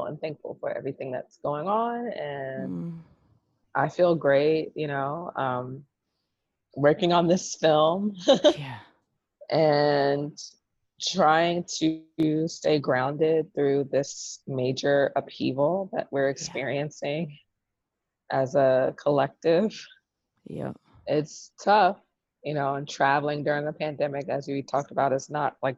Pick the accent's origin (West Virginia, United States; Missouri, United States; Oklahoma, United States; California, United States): California, United States; Los Angeles; I'm based in LA, but right now I'm in New York and I leave later today to go back to LA.